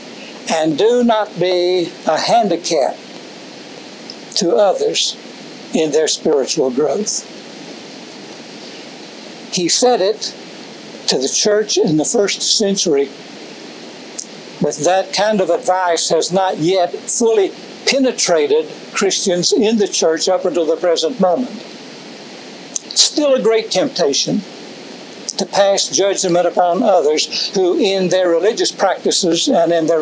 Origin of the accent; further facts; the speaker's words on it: Mountain City, Tennessee, United States; moved away; also born or lived in Atlanta / Knoxville / Chattanooga; Tom Hodge and I grew up together in Mountain City.